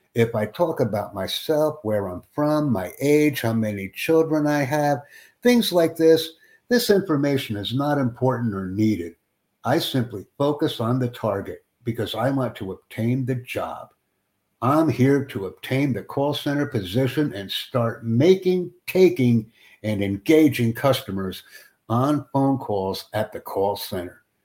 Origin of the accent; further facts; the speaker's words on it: United States; first language English; I'm a native English speaker from Estados Unidos